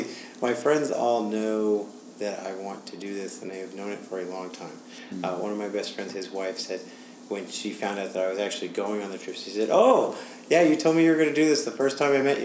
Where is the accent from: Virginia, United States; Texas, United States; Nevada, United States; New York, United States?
New York, United States; New York City; I am from New York City